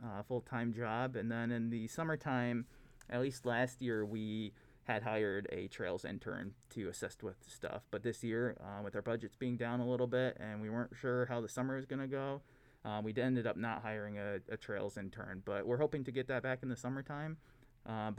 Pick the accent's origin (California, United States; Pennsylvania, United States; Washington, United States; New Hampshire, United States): Pennsylvania, United States; Coudersport; moved away as an adult; also born or lived in Albany, New York; now in Keweenaw, Michigan, United States; I grew up in Pennsylvania in a small town called Coudersport.